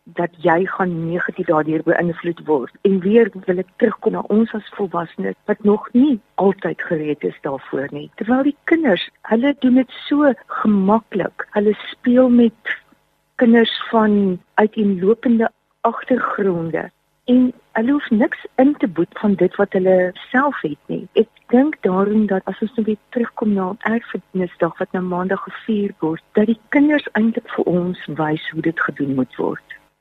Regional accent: South Africa; ons is Suid-Afrikaners

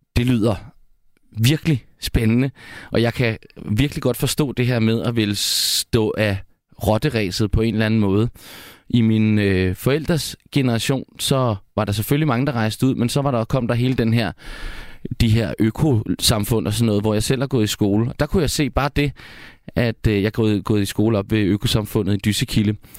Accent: Hundested, Capital Region of Denmark, Denmark; Jeg er faktisk ikke selv fra Aarhus. Jeg er op fra Hundested

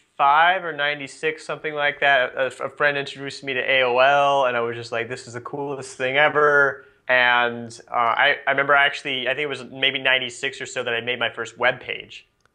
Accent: Nebraska, United States; I grew up in Nebraska. It's kind of middle of nowhere

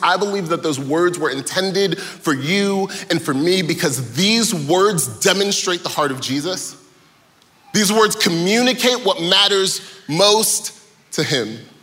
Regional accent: Atlanta, Georgia, United States; I am from Atlanta, born and raised.

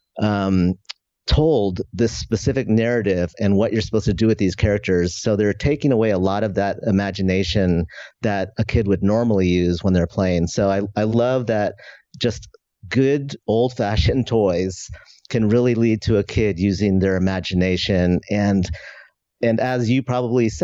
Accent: just outside of San Francisco, California, United States; I grew up in just outside of San Francisco

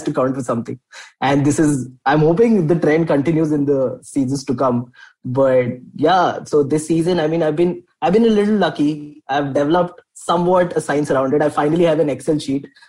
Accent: Delhi, India; I'm from Delhi, born and brought up here.

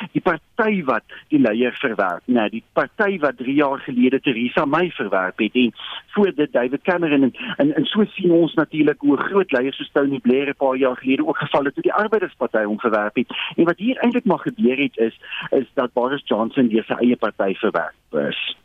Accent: South Africa

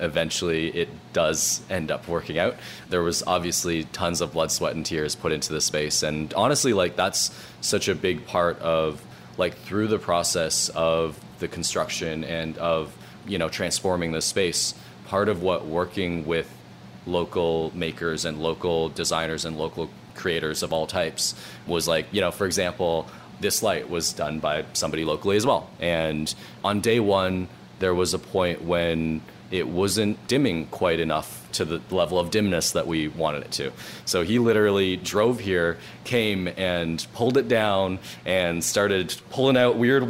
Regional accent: Toronto, Ontario, Canada; also born or lived in Markham; I grew up in Scarborough and then in Markham, which are kind of two suburbs of Toronto

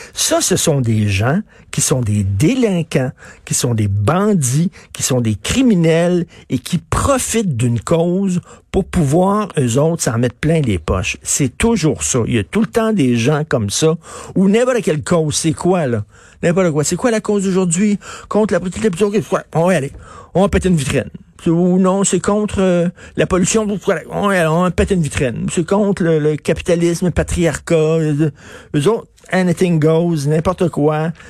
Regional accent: Quebec, Canada

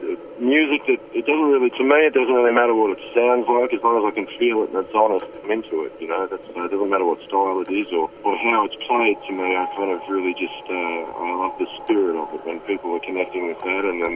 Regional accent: Australia; growing up in Australia

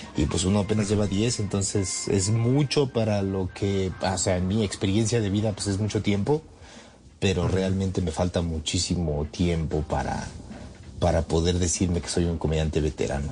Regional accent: Mexico

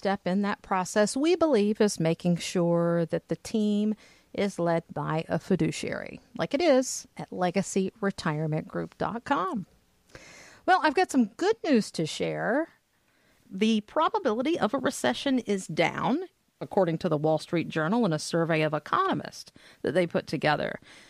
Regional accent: Charleston, South Carolina, United States; Okay, my hometown, yeah.

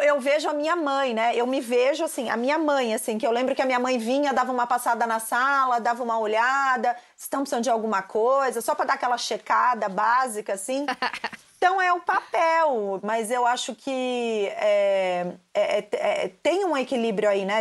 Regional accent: Santos, São Paulo, Brazil; Eu sou de Santos

